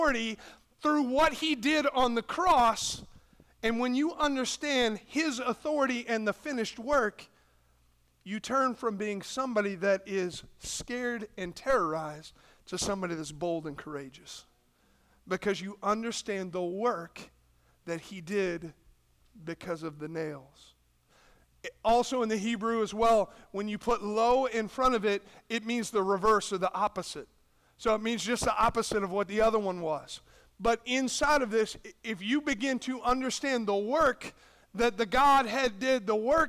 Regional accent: United States; we're American

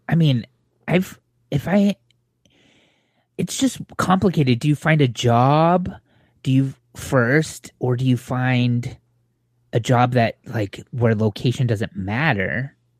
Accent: Southern California, United States; growing up in Southern California

